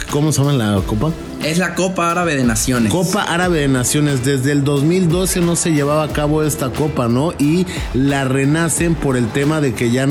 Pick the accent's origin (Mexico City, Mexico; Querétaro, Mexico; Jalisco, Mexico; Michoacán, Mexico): Jalisco, Mexico; Guadalajara; moved away as an adult; now in Doha, Qatar; Orgullosamente tapatío, la capital del mundo, Guadalajara.